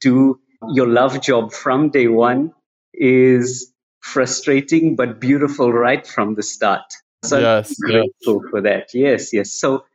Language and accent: English; South Africa; I'm born and bred in South Africa.